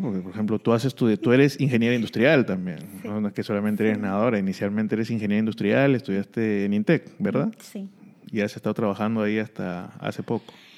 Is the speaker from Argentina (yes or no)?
no; Peru; en mi país